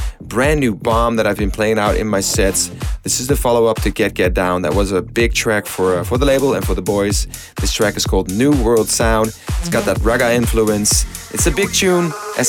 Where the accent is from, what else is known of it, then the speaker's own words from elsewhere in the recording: Amsterdam, North Holland, Netherlands; My God, that was a crazy week in my hometown.